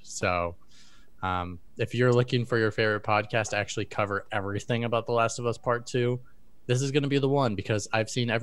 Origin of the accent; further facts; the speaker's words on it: Wisconsin, United States; We're both from Wisconsin